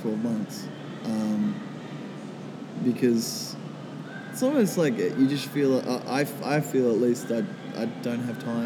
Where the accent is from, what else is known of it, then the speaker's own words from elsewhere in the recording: Minnamurra, near Kiama, New South Wales, Australia; Minamara, which is down near Kiama. It's about 2 hours south of Sydney, and that's kind of where I have grown up the last 10 years or so.